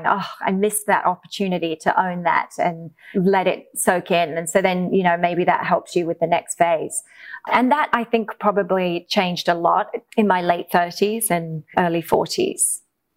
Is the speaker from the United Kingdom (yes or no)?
yes; England, United Kingdom; moved away; also born or lived in Australia; growing up in England